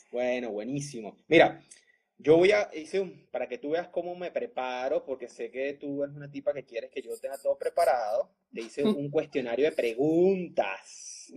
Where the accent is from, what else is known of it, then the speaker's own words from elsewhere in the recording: Caracas, Capital District, Venezuela; moved away; los de Caracas